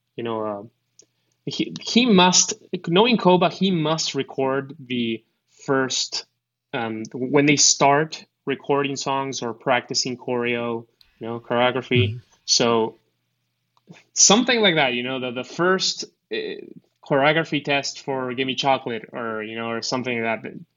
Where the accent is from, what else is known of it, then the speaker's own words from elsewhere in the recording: Argentina; English is a second language; also born or lived in United States; I'm I'm from Argentina. So I I lived a bit in the U.S., so I have a bit better accent